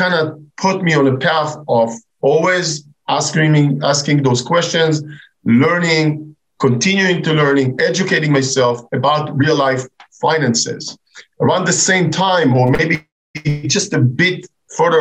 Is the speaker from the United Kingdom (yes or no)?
no; Israel; moved away as an adult; I'm originally from Israel